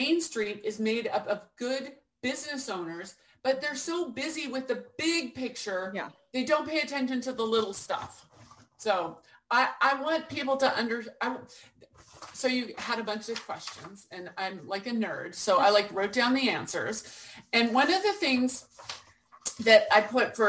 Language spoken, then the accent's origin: English; Portland, Oregon, United States; I came back to where I grew up in Portland, Oregon